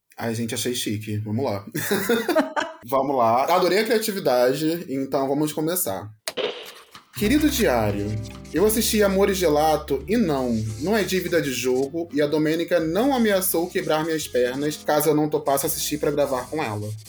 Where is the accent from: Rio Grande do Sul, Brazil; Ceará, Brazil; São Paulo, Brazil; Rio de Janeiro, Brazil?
Rio de Janeiro, Brazil; now in Curitiba, Brazil; Sou carioca, mas atualmente estou morando em Curitiba